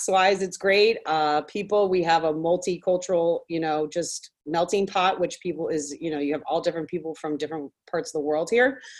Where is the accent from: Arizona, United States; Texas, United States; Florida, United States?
Florida, United States; Miami; I was born and raised in Coconut Grove, Florida, which is right in the city of Miami. Never left